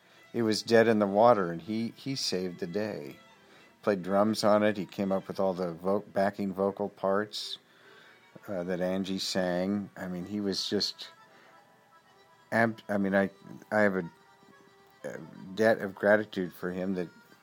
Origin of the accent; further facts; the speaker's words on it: West Coast of America, United States; I'm from the West Coast of the America.